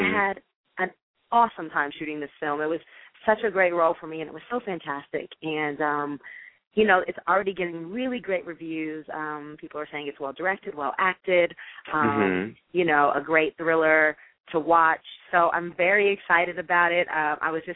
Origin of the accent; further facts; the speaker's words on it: Jefferson City, Missouri, United States; moved away as an adult; also born or lived in Ohio; now in Los Angeles, United States; I am originally from Jefferson City, Missouri